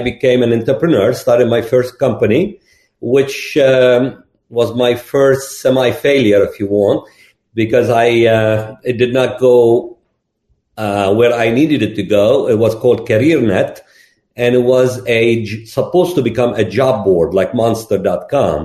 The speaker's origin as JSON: {"language": "English", "country": "Lebanon", "also_born_or_lived": "Gulf / Austin, Texas", "moved": "as an adult", "said": "I'm originally from Lebanon"}